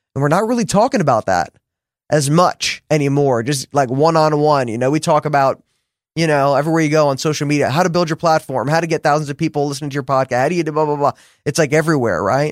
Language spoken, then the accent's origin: English; New Jersey, United States; I'm from New Jersey